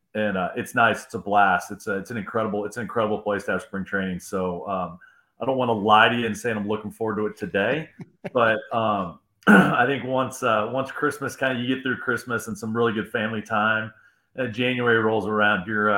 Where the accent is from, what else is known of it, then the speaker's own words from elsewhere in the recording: Illinois, United States; also born or lived in Ohio; So I spent some time growing up in Illinois and Ohio. I understand those winters.